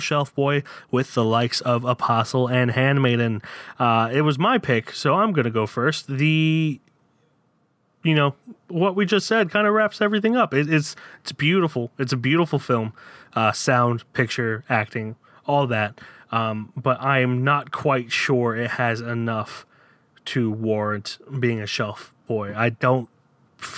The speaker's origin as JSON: {"language": "English", "town": "Downingtown", "region": "Pennsylvania", "country": "United States", "tie": "born or raised there", "also_born_or_lived": "Florida", "moved": "as an adult", "said": "Downingtown, which is my hometown. I was raised there, lived there from when I was 3 until I was 27"}